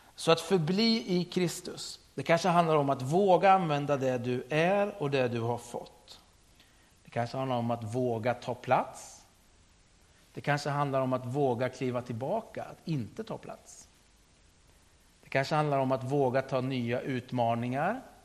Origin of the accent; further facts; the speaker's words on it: Sturefors, Östergötland, Sweden; jag är uppvuxen i Sturefors